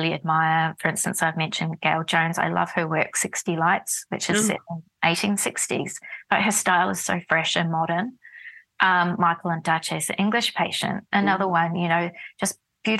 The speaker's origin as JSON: {"language": "English", "town": "Dunedin", "region": "Otago", "country": "New Zealand", "tie": "born or raised there", "also_born_or_lived": "Wellington, New Zealand / Berlin, Germany", "moved": "as an adult", "lives_now": "Melbourne, Australia", "said": "Port Chalmers, which is the port of the city of Dunedin, where I grew up in New Zealand."}